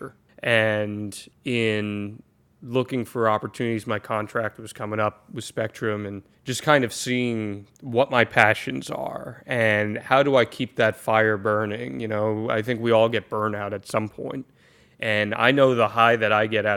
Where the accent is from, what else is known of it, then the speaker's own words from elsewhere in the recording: United States; now in Florida, United States; I'm originally from the Jersey, New York City area